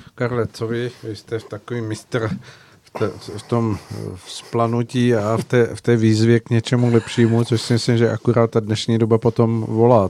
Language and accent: Czech; Czechia; my jako Češi jsme někdy nebyli